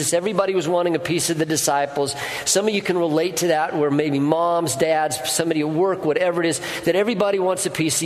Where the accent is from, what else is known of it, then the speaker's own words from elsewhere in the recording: Colorado, United States; moved away; I grew up in Colorado, and we had a wood-burning stove